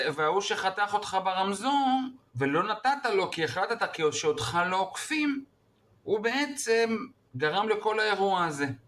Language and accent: Hebrew; Israel; אני כמו ישראלי טוב